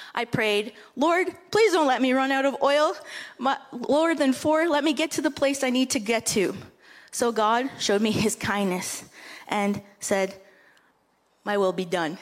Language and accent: English; Moose Deer Point, Ontario, Canada; I come from a small village, a reservation of about 400 people that is north of your church by six hours, called Moose Deer Point or Flat Rock